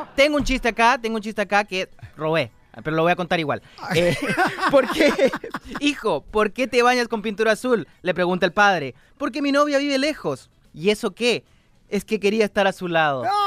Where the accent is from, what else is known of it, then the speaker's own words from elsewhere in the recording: Chile; soy chileno.